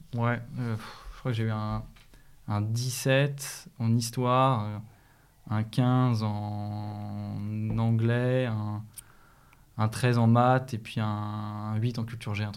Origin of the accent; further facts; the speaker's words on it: Écully, Auvergne-Rhône-Alpes, France; j'ai grandi à Lyon. j'ai grandi à Écully d'ailleurs